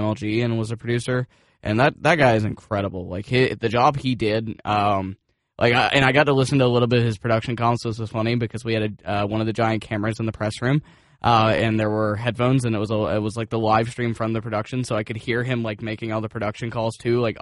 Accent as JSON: {"language": "English", "town": "Atlanta", "region": "Georgia", "country": "United States", "tie": "born or raised there", "said": "I'm originally from Atlanta"}